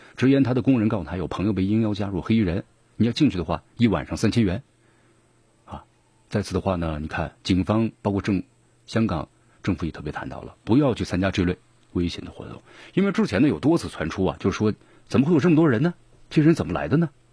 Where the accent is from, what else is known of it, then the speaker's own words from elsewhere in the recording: Sichuan, China; accent: Sichuanese; 咱们四川话